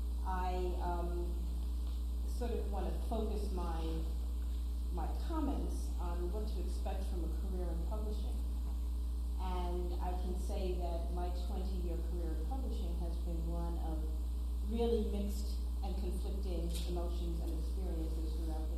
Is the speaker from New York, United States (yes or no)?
yes; New York City, New York, United States; I was born in Brooklyn, New York, grew up in New York City